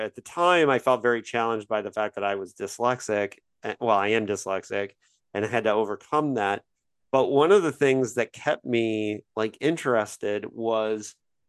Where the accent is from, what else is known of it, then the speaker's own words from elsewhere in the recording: Bloomington, Indiana, United States; moved away; my hometown of Bloomington, Indiana